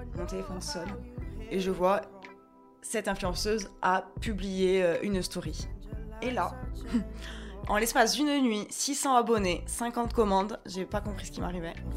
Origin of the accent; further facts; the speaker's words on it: Ajaccio, Corsica, France; moved away as an adult; also born or lived in Paris; je suis originaire de Corse, d'Ajaccio